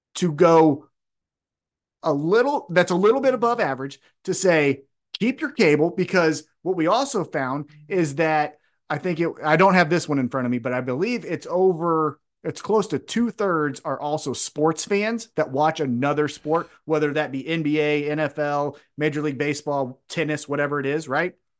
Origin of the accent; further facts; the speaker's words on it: United States; I'm just American who only kno-, knows one